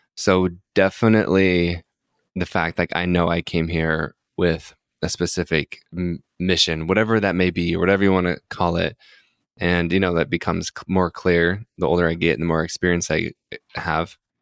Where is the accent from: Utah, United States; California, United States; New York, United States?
Utah, United States; I grew up in a religious household, so I'm from Utah, so I grew up Mormon